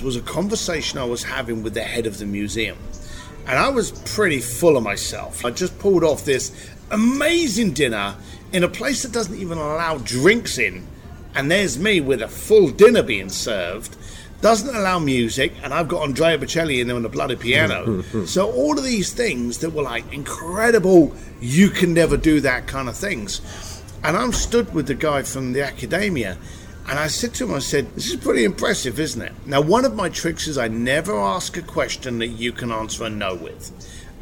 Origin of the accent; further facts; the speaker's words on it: London, United Kingdom; I'm an Irish boy from East London